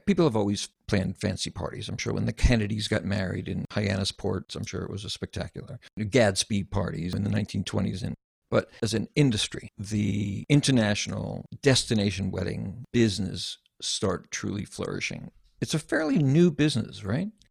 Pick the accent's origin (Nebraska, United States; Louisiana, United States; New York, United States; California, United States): New York, United States; Long Island; I grew up on Long Island